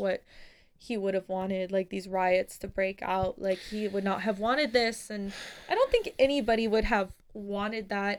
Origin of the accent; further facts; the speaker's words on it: San Diego, California, United States; I'm from San Diego